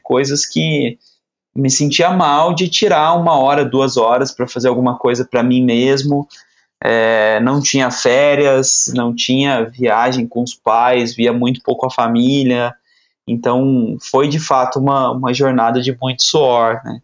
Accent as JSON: {"language": "Portuguese", "town": "Aparecida", "region": "São Paulo", "country": "Brazil", "tie": "born or raised there", "said": "eu sou nascido numa cidade pequena no interior de São Paulo, Aparecida"}